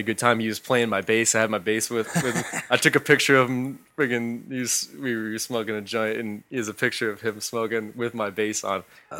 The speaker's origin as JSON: {"language": "English", "town": "Boston", "region": "Massachusetts", "country": "United States", "said": "Well, first off, we're from the Boston area. Mm-hmm. We're from New England, so."}